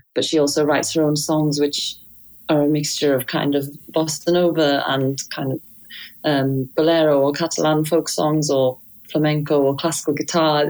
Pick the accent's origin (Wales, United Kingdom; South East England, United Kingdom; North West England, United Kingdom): Wales, United Kingdom; I learned violin with my dad growing up in Wales